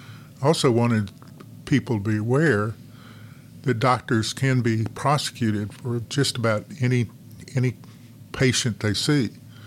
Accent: Arkansas, United States; moved away as an adult; also born or lived in Washington, D.C.; now in North Carolina, United States; I grew up in Arkansas and practiced law in Arkansas.

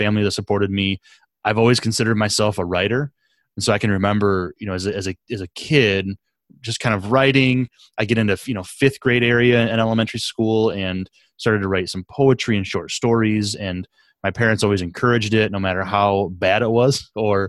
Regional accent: Southwest Michigan, United States; I grew up in Southwest Michigan

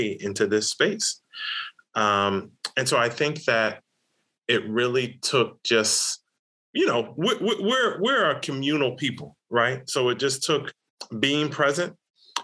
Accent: the South, United States; growing up in the South

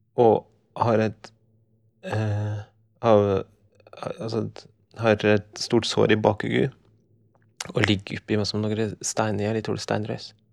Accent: Skjåk, Innlandet, Norway; der jeg kommer fra. Oppi en slik grend i Skjåk

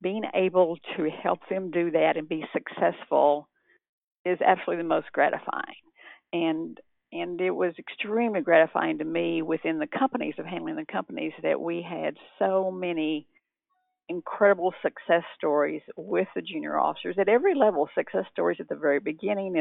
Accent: Texas, United States; moved away; also born or lived in California; I'm originally from Texas

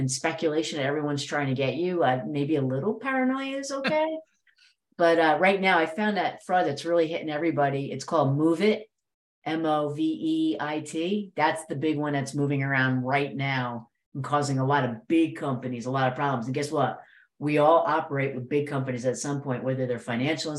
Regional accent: New Jersey, United States; I'm from Jersey

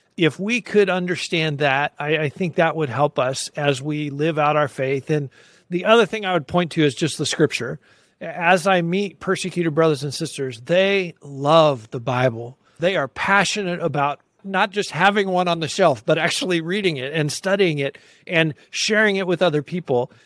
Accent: United States; I'm an American Christian

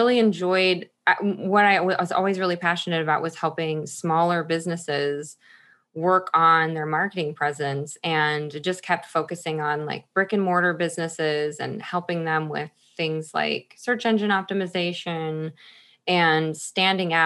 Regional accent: Michigan, United States; moved away as an adult; also born or lived in Chicago, Illinois; now in Washington, United States; I lived in Chicago for 20 years. I'm originally from Michigan.

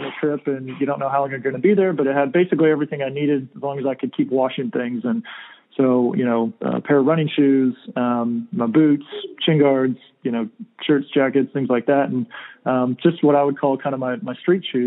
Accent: California, United States; moved away as an adult; I'm from California

